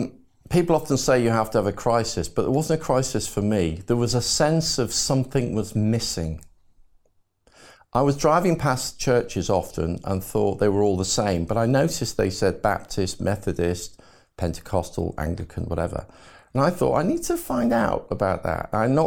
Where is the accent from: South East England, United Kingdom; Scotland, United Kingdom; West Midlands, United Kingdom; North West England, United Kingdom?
North West England, United Kingdom; Liverpool; born there; So I was born in Liverpool. My dad worked in the Cavern Club at the time as a road manager for the ….